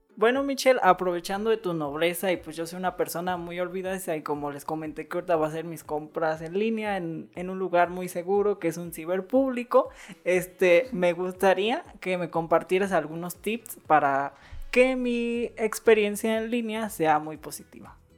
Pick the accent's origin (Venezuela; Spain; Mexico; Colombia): Mexico; Morelia, Michoacán; los que somos de Morelia